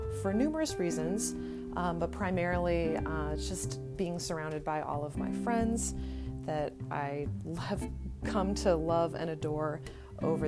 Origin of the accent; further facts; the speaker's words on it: Redding, California, United States; also born or lived in San Diego, California; I was born and raised in this small town called Redding, California, that's located about 2.5 hours north of Sacramento